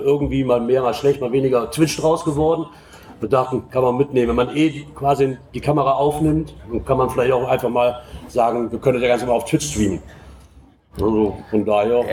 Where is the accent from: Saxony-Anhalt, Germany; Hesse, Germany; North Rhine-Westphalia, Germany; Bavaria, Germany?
North Rhine-Westphalia, Germany; Aachen area; ich komme aus dem Aachener Raum